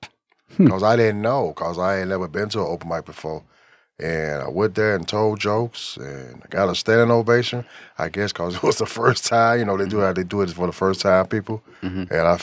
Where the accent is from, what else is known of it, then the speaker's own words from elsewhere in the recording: Alabama, United States; moved away as an adult; now in Moorhead, United States; I'm from Alabama.